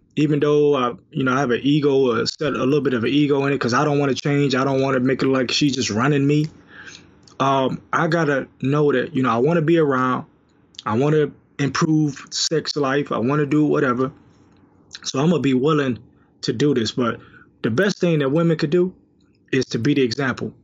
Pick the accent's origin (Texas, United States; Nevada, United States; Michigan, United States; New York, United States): Michigan, United States; Detroit; I'm from Detroit